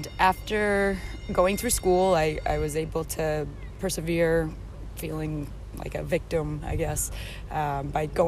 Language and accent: English; Boston, Massachusetts, United States; moved away as an adult; now in Europe; I am originally from Boston, Massachusetts.